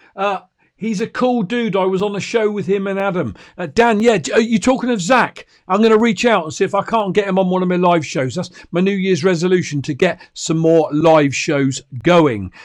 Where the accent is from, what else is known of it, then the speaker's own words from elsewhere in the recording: United Kingdom; I'm a Brit